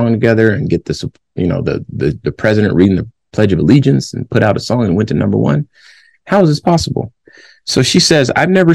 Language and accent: English; California, United States; I was born in California, 1982